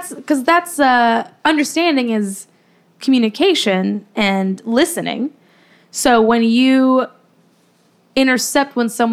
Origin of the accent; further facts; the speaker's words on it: Ireland; We used to have flowers like this back in Ireland.